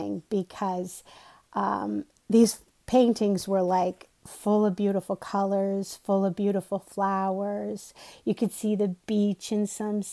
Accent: Connecticut, United States; also born or lived in Boston, Massachusetts; now in Medfield, United States; I'm originally from Connecticut. That's why I have a funny accent.

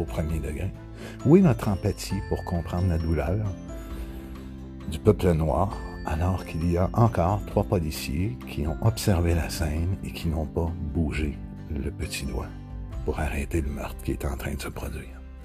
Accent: Quebec, Canada; ici chez nous au Québec

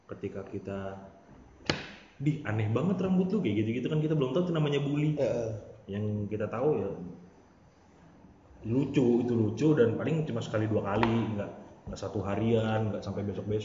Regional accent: Depok, West Java, Indonesia; Lahir di Depok, gede disiksa, gede di Depok juga.

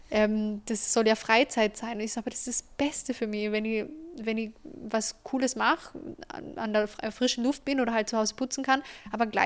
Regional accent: Carinthia, Austria; ich habe äh, Immobilien in Kärnten gekauft, wo ich her bin, dass ich da viel familiäre Unterstützung gehabt habe

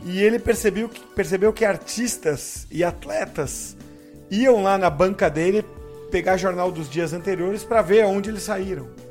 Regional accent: São Vicente, São Paulo, Brazil; minha cidade, em Santos, é, eu sou de São Vicente, eu falo Santos para arredondar

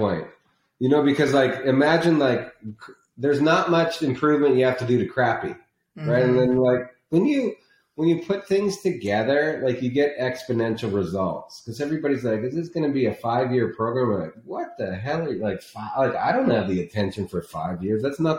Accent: Canada; now in Scottsdale, United States; When I came from Canada and moved down here because of snow

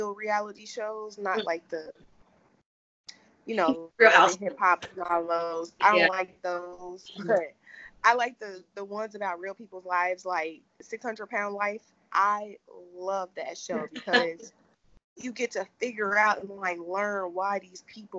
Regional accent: Cincinnati, Ohio, United States; Cincinnati, Ohio, born and raised

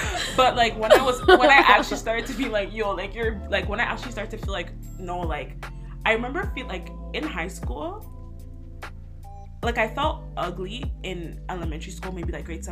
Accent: Canada; I was born here

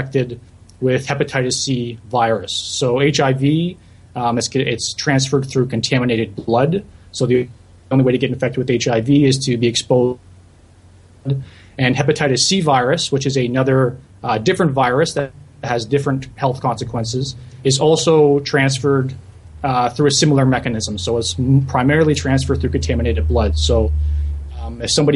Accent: St. Catharines, Ontario, Canada; moved away as an adult; also born or lived in Guelph; now in Montreal, Canada; I was born and raised in the Niagara region in St. Catharines

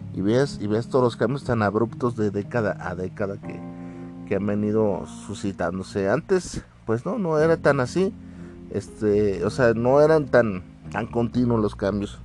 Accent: Mexico; yo soy de aquí de México

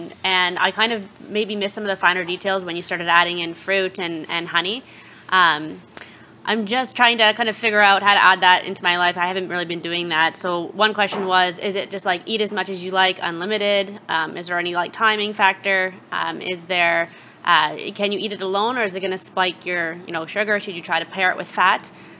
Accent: Tamarindo, Guanacaste, Costa Rica; from Tamarindo.

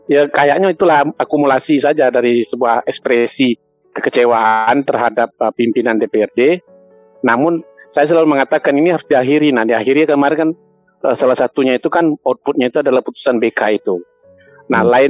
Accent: Surakarta, Central Java, Indonesia; makanya itu saya juga kaget dengan sebagai orang Solo

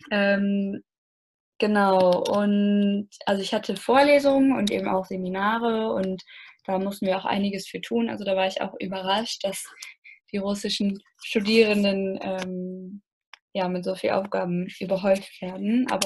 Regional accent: Germany; Und man wird eben auch sehr nett aufgenommen, auch als Deutsche, was ja auch nicht selbstverständlich ist aufgrund der Geschichte.

